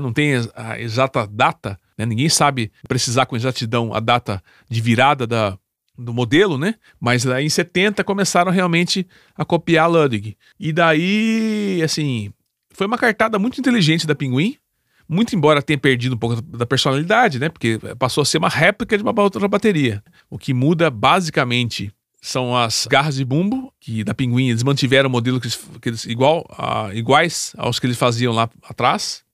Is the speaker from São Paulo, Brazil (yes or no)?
yes; Campinas, São Paulo, Brazil; sou da cidade de Campinas, São Paulo.